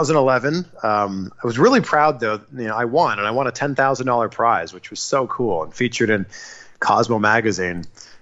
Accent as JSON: {"language": "English", "town": "Toronto", "region": "Ontario", "country": "Canada", "tie": "born or raised there", "also_born_or_lived": "Vancouver", "moved": "as an adult", "lives_now": "Miami, United States", "said": "Toronto's my hometown"}